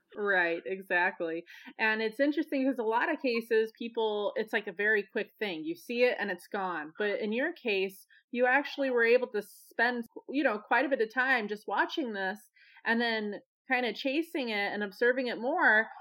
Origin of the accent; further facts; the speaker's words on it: Pueblo, Colorado, United States; now in North Carolina, United States; my hometown of good old Pueblo, Colorado